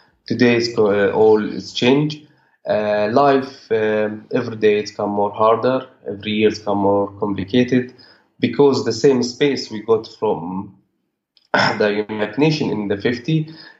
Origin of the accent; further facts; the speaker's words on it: Bethlehem, West Bank, Palestine; I was born and growing up in a refugee camp, and I still live in this camp with my family.